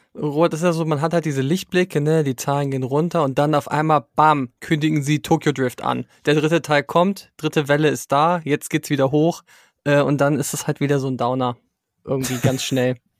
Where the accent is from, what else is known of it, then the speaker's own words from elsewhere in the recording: Germany; first language German; mir als Deutscher